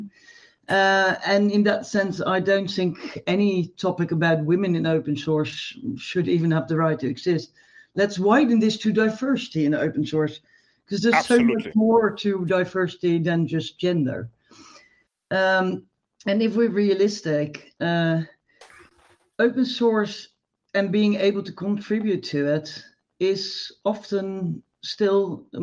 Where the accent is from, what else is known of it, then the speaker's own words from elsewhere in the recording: Netherlands; I'm from the Netherlands